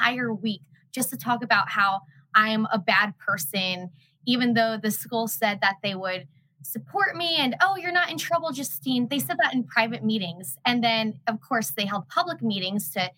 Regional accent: New Jersey, United States; My dad's Irish, my mom's Jewish. So you got kvetching on one side, loud on the other side, the stereotype. And of course, we're from New Jersey.

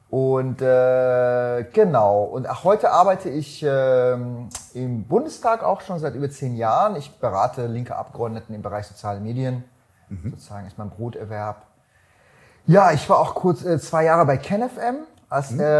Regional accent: Iran; born there; weil ich bin gebürtiger Iraner. Mhm. Wir waren sozusagen linke Familie aus dem Iran.

